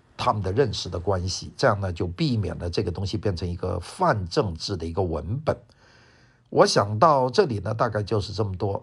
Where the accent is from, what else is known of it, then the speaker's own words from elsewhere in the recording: Wuhan, Hubei, China; accent: Wuhan accent; first language Cantonese; Chinese is a second language; also born or lived in Guangzhou, Guangdong, China; 因为小时候在广州，突然间整个广州的父母的这个学校突然间从广州搬到了武汉，所以我的生活的环境呢，就有一个从广州到武汉的一个巨大的变化